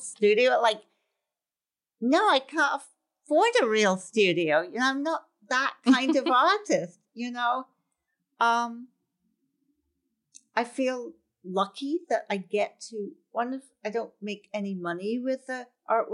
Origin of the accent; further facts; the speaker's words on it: Scotland, United Kingdom; now in New York City, United States; as a child, I grew up in Scotland